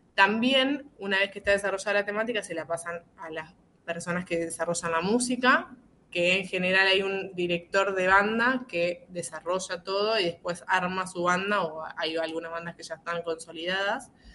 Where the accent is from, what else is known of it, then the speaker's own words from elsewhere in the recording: Concepción del Uruguay, Entre Ríos, Argentina; Yo soy de Concepción del Uruguay, es una ciudad vecina de Gualeguaychú, a 80 kilómetros